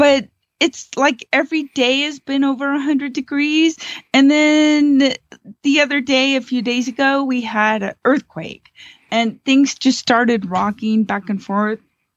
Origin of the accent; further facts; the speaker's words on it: Southern California, United States; now in Gardnerville, United States; I grew up in Southern California